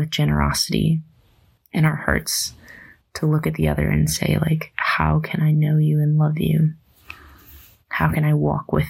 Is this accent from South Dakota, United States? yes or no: yes; Dimock, South Dakota, United States; I grew up in St. Peter and Paul Parish of Dimmick, South Dakota.